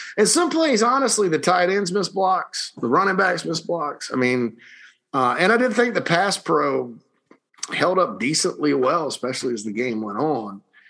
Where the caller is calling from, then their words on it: South Carolina, United States; I'm an out-of-state listener here in Denver, Colorado. Been here 10 years. Love this connection to my home state.